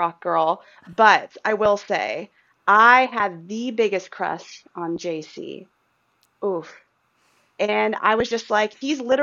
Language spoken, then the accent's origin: English; Kansas City, Missouri, United States; I'm from Kansas City. I am not there in Houston with my dear Brittany. I am up here in KC